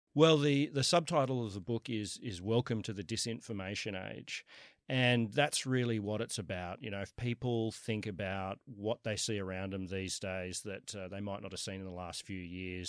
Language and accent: English; Sydney, New South Wales, Australia; moved away as an adult; also born or lived in New York; I was I was born in Kensington, went to UNSW. I've always lived uh, around here, other than for the last 10 years, I've been in, uh, in New York.